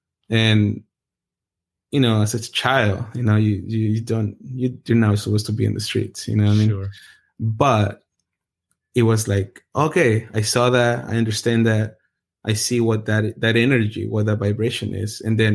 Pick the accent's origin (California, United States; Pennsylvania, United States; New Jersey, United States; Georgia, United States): California, United States; Anaheim; Because I grew up in the hood. Like, I grew up in Orange County, and it's pretty rough. In a part where I lived in Anaheim, it was gang infested